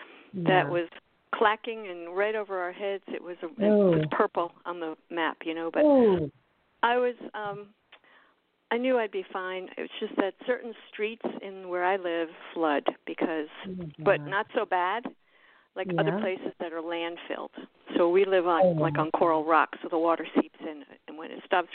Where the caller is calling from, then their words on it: Miami, Florida, United States; I'm from Miami, Florida.